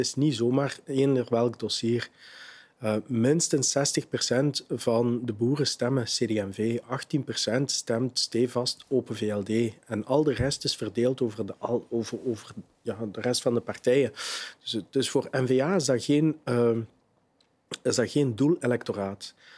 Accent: Limburg, Flanders, Belgium; bij ons in Limburg

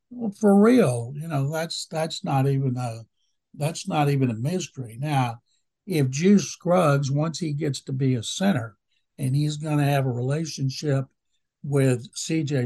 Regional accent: Waco, Texas, United States; I grew up in Waco

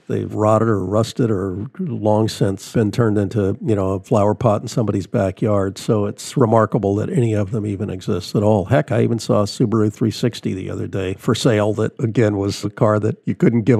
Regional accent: Southern California, United States; growing up in Southern California

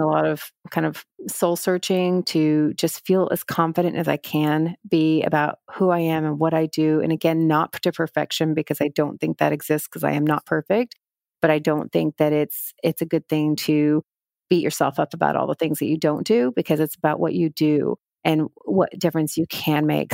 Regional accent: Texas, United States; moved away as an adult; also born or lived in New York; I grew up in Texas at a time when I felt like I needed to fit

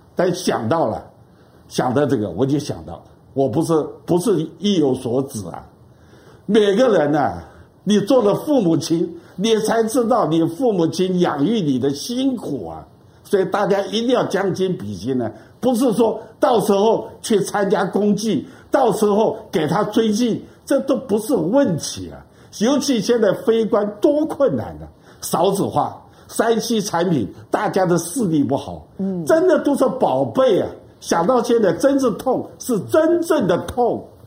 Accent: Taiwan; 我们台湾人

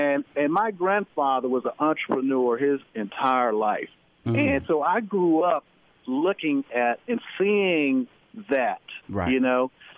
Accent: Denton, Texas, United States; I grew up in Denton, Texas, you know, small town.

